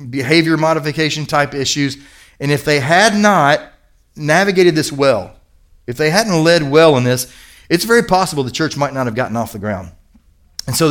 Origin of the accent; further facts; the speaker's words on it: Kentucky, United States; moved away; I grew up in Kentucky.